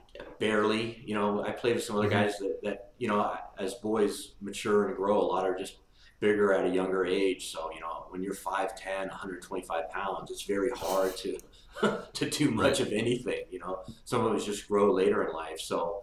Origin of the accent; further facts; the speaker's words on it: San Rafael, California, United States; I grew up in Santa Venetia.